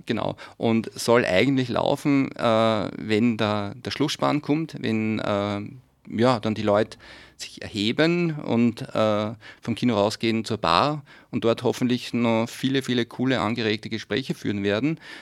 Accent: Steyr, Upper Austria, Austria; In meiner Heimatstadt bin ich zweimal, in Steyr

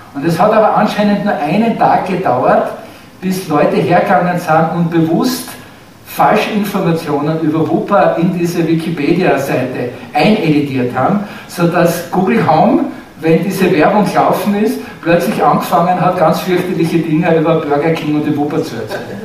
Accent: Austria; bei uns in Österreich

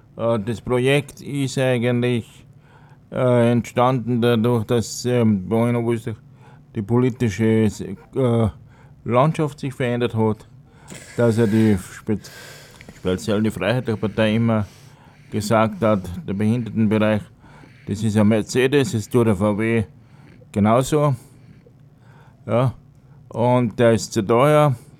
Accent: Tyrol, Austria; moved away as an adult; also born or lived in Altenhof am Hausruck, Upper Austria; now in Upper Austria, Austria; vorher in Tirol in meiner Heimat. Bin ein gebürtiger Tiroler, bin dort in die Schule gegangen

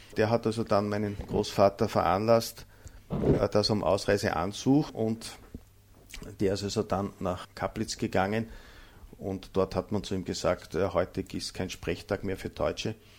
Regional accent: Mühlviertel, Upper Austria, Austria; accent: Bavarian dialect; unsere bayovarische Mundart

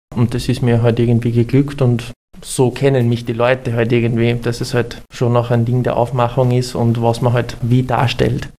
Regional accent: Burgenland, Austria; im Burgenland, wo ich herkomme

